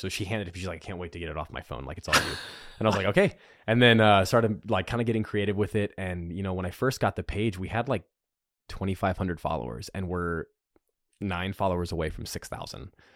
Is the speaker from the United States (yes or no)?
yes; North Carolina, United States; I'm from North Carolina. We talk real good.